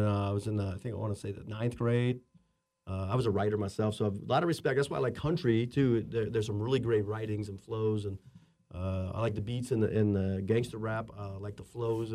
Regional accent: West Coast, United States; I grew up on the West Coast

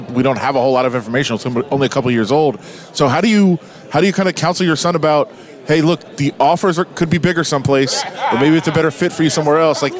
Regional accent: Ann Arbor, Michigan, United States; I'm from Ann Arbor.

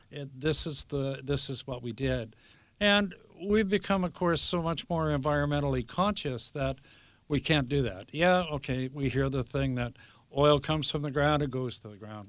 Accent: Vancouver, British Columbia, Canada; I grew up in Vancouver at seventeenth and, uh, Canby

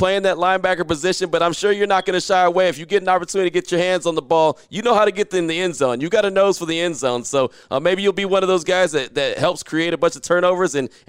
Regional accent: California, United States; I'm originally a California dude as well.

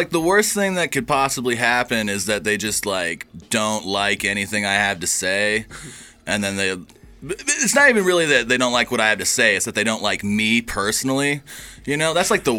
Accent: Grangeville, Idaho, United States; now in Boise, United States; Grew up in Grangeville, which is much smaller and farther away than here. So none of my family really lives here.

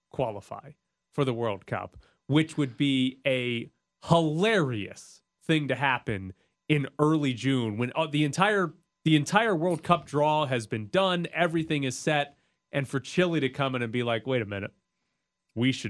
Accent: Canada; but as a Canadian, how do you feel

